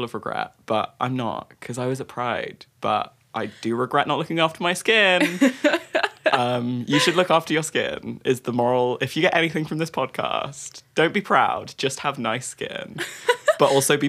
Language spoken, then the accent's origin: English; Brighton, South East England, United Kingdom; I was brought up in Brighton